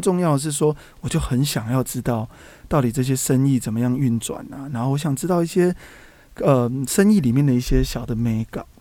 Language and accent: Chinese; Taipei, Taiwan; also born or lived in Tainan; 我那时候在台南工作，我是台北人